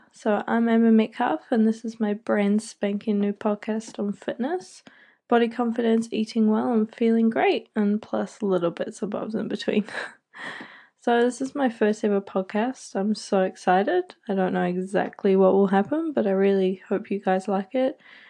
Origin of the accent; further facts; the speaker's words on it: New Zealand; also born or lived in United Kingdom; I'm 23 from New Zealand, and I was originally born in the UK, but I moved out here when I was about 9